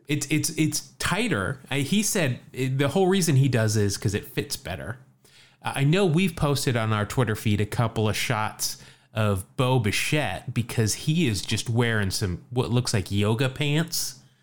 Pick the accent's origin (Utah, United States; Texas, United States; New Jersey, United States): Utah, United States; Salt Lake City; moved away; also born or lived in California; when I was growing up in Salt Lake.